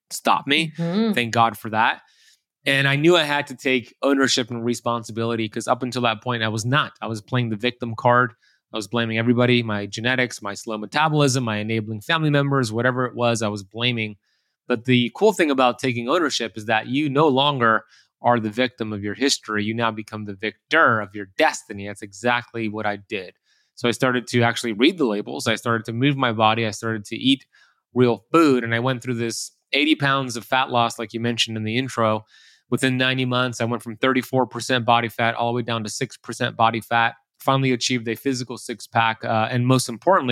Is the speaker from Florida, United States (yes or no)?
yes; Miami Beach, Florida, United States; growing up in Miami Beach, Florida, where I currently live